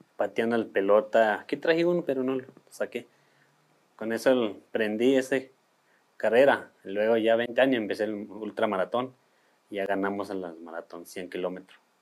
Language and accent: Spanish; Batopilas, Chihuahua, Mexico; yo vengo del estado de Chihuahua, municipio de Batopila